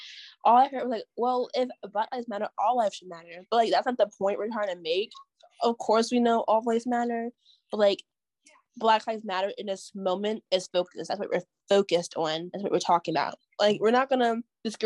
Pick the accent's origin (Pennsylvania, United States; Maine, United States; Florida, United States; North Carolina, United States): Pennsylvania, United States; I'm from Pennsylvania